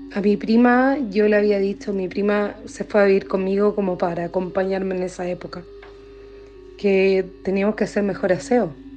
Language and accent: Spanish; Chile; also born or lived in Coquimbo; Soy chilena